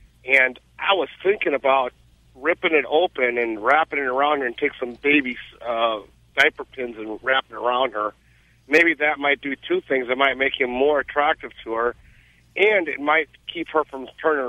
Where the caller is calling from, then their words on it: Boneville, Georgia, United States; Yeah. I live in Boneville, Georgia.